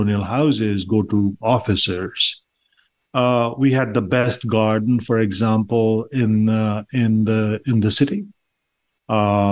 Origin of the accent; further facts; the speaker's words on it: Patna, Bihar, India; also born or lived in Boston, United States; now in Miami, United States; I was born in a town called Patna, which was or is still the capital of the state of Bihar in India